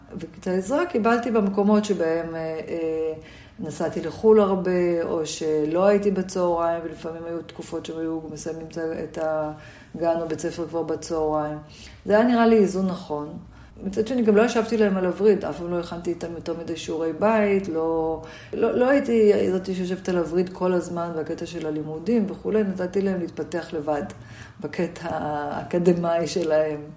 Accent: Jerusalem, Jerusalem District, Israel; also born or lived in Tel Aviv; גדלתי בירושלים

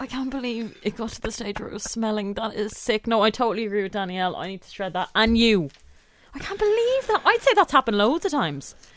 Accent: Ireland; I'm too Irish to actually speak up

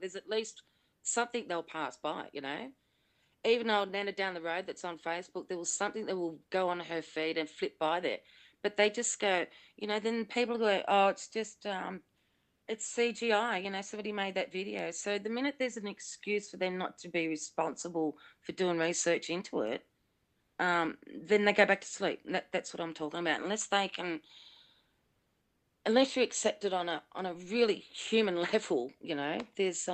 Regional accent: Sydney, New South Wales, Australia; I grew up in Blacktown in Sydney

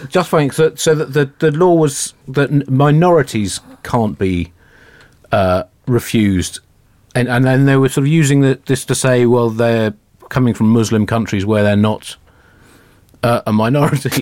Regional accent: United Kingdom; we're Britain

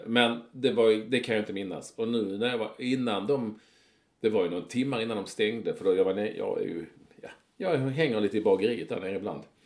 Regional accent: Malmö, Skåne, Sweden; under min tid när jag var ung i Malmö

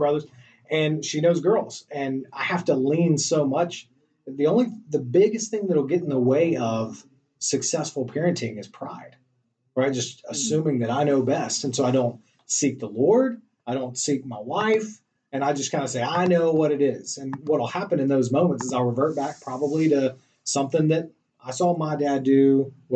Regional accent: Greensboro, North Carolina, United States; also born or lived in Chapel Hill, North Carolina / Charlotte, North Carolina; Born and raised in North Carolina, so Greensboro, North Carolina, kind of the middle of the state

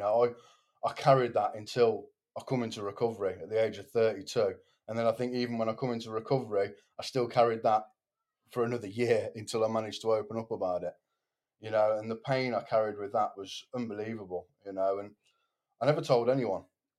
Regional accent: Cardiff, Wales, United Kingdom; In Tyler.

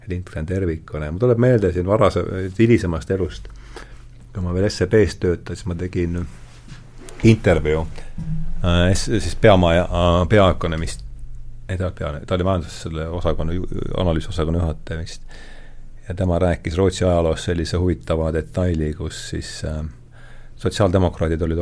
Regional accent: Rakvere, Lääne-Viru County, Estonia; now in Tallinn, Estonia; ma olen Rakverest

